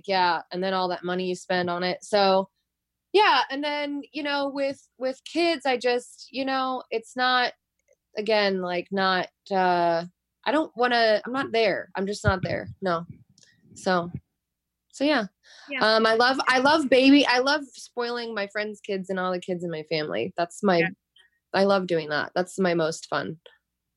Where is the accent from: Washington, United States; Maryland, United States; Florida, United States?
Florida, United States; moved away; also born or lived in New York; I lived in New York for many years. I'm from Florida